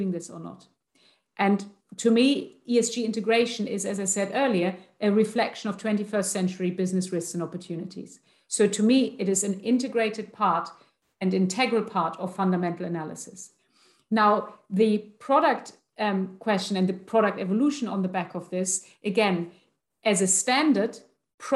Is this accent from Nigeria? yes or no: no; Germany; I'm from Germany.